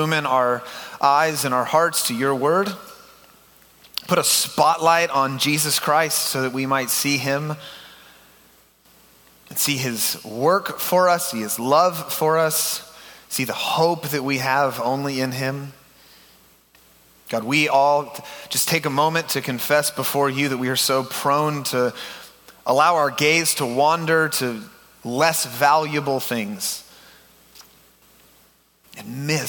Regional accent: The Woodlands, Texas, United States; also born or lived in Waco, Texas; I have grown up, born and raised in the Houston area. Actually, the Woodlands is my stomping ground.

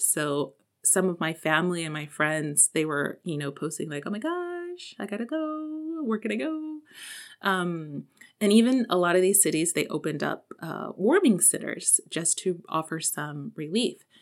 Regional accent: Texas, United States; moved away; also born or lived in South Korea; as a Texan

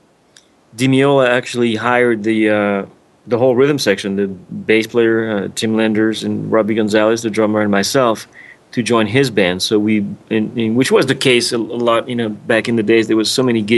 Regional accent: France; moved away; growing up in France

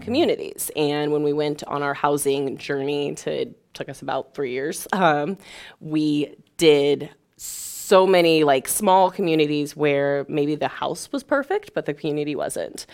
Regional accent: Springfield, Illinois, United States; I grew up in Springfield, Illinois

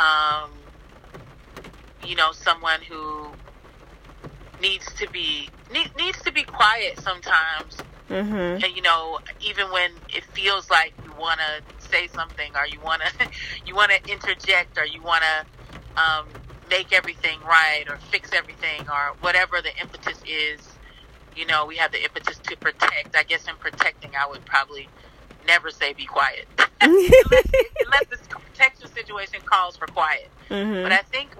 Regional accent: Tallahassee, Florida, United States; also born or lived in New York; now in Philadelphia, United States; I grew up in Tallahassee, Florida. I now live in Philadelphia, Pennsylvania.

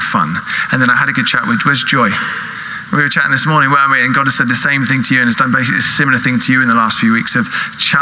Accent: United Kingdom; also born or lived in California; we're British

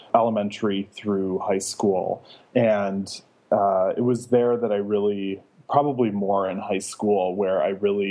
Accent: Wisconsin, United States; moved away as an adult; also born or lived in Brooklyn, New York; now in Staten Island, United States; I grew up in Wisconsin

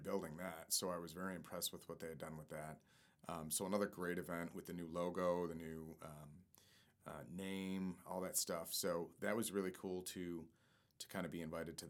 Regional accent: Lewiston, New York, United States; moved away; my hometown of Lewiston and my home community

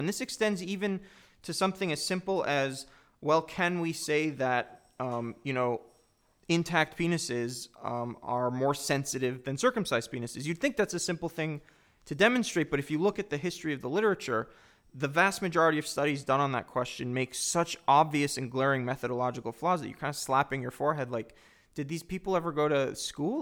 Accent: United States; I'm both Jewish and an American

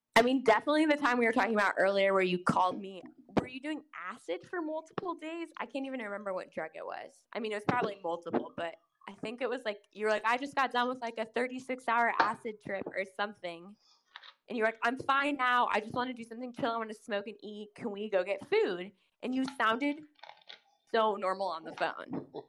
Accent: Kansas City, Missouri, United States; Kansas City is a city that is both in Missouri and Kansas, and I specifically am from the Missouri side

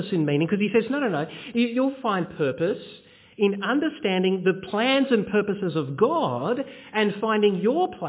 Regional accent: Bendigo, Victoria, Australia; When I was a kid, I grew up in Bendigo in central Victoria.

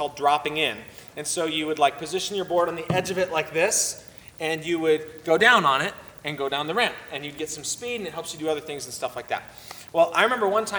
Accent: Oceanside, California, United States; moved away; I grew up partially in Southern California. I lived in Oceanside, California for about 5 years

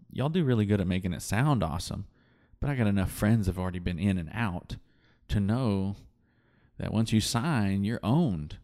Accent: West Texas, United States; I grew up here in West Texas

